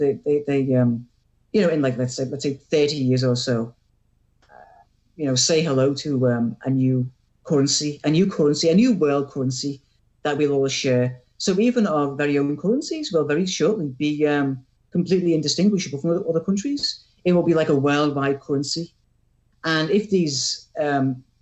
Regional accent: England, United Kingdom; I'm an Englishman.

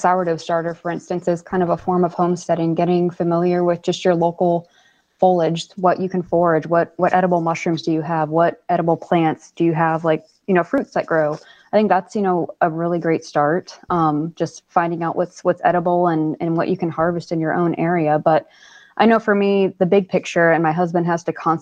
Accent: South Florida, United States; moved away; I grew up in South Florida

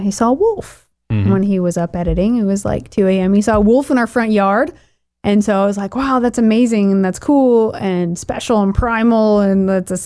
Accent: Bend, Oregon, United States; growing up in Bend, Oregon, we lost so many cats living out in the boonies

